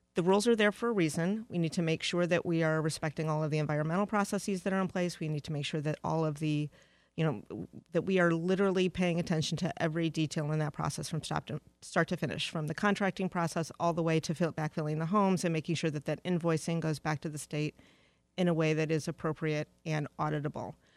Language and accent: English; Detroit, Michigan, United States; moved away as an adult; also born or lived in Charlotte, North Carolina / Philadelphia; Detroit is my hometown